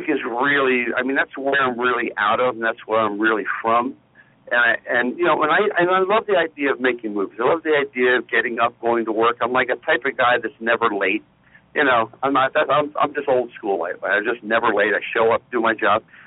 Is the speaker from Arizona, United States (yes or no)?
no; Silver Spring, Maryland, United States; moved away; also born or lived in Potomac, Maryland; I grew up basically in Silver Spring.